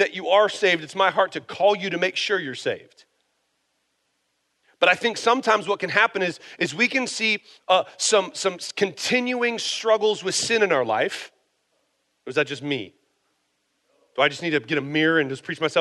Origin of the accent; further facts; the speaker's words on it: United States; I'm American